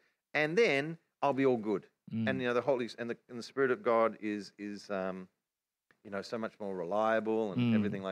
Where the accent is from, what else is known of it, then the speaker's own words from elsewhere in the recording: Australia; accent: Australian; our Australian accent